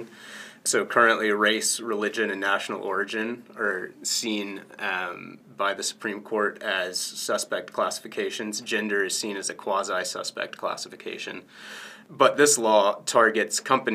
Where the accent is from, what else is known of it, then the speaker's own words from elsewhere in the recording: Atlanta, Georgia, United States; now in Indiana, United States; I'm from Atlanta